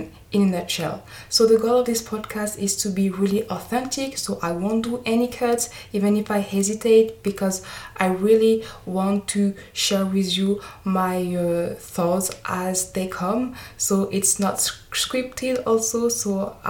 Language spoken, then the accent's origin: English; France; accent: French; English is a second language; maybe you can tell by my accent that I am French. So yeah, sorry, you will have to bear with my French accent